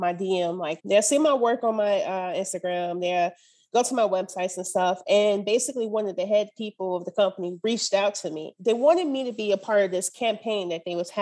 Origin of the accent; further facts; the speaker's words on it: Michigan, United States; now in Nashville, United States; Right now I'm in Nashville, but I'm from Michigan.